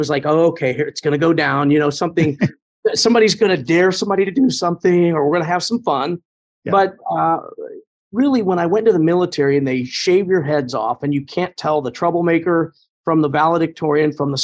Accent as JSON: {"language": "English", "town": "Indianapolis", "region": "Indiana", "country": "United States", "tie": "born or raised there", "said": "Pike Township on the northwest side of Indy doesn't seem all that far from anything else, but it really seemed like we were not quite rural"}